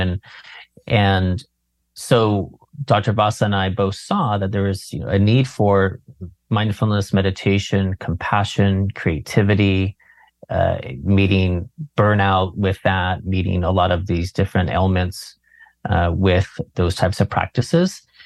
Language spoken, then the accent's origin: English; Berkeley, California, United States; I grew up around Berkeley.